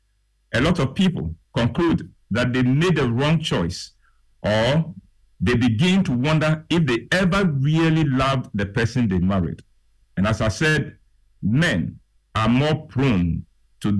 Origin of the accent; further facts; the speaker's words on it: Ghana; I left his office proud to be a Ghanaian. Proud that as a Ghanaian